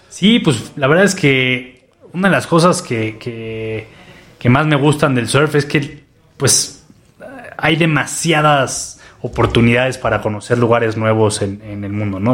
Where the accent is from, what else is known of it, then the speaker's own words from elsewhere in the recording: Mexico City, Mexico; also born or lived in Australia; yo como, chilango